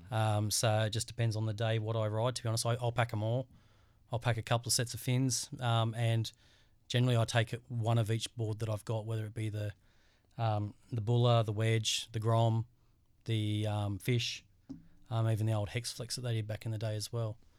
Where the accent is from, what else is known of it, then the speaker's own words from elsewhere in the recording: Central Coast, New South Wales, Australia; born and bred on the Central Coast, in New South Wales.